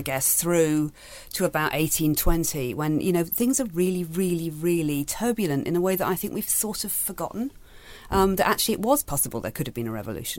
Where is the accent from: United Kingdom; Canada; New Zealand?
United Kingdom; Manchester, North West England; I grew up in Manchester, actually